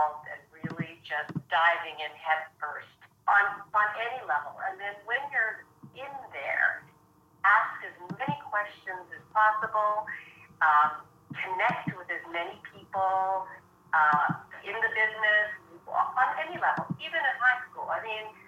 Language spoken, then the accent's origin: English; Edmonton, Alberta, Canada; moved away as an adult; also born or lived in London, England; I grew up in Edmonton, Alberta